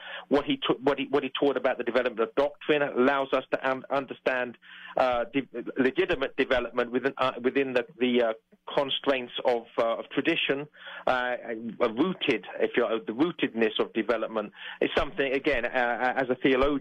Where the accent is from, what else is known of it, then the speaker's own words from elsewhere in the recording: England, United Kingdom; As an Englishman